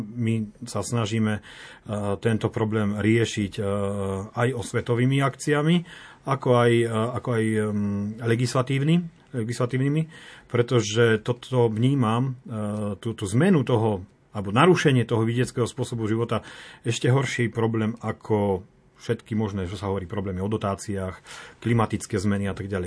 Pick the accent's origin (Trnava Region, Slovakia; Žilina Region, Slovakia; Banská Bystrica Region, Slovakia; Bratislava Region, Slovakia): Žilina Region, Slovakia; Vasiľov; also born or lived in Austria / Germany / Czech Republic / Ireland; Ja som z Vasilova, manželka je z Ruština